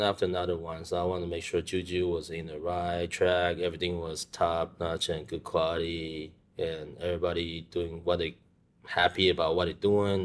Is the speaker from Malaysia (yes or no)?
no; Taiwan; moved away; I grew up in Taiwan